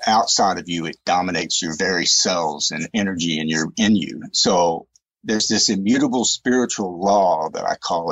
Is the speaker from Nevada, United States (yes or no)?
no; East Texas, United States; I grew up in East Texas, Southern Baptist, fundamentalist perspective